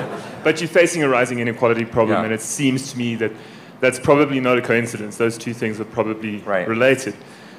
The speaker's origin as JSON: {"language": "English", "country": "South Africa", "moved": "yes", "said": "I work for a program of the Aspen Institute called AMP Health. I'm originally from South Africa."}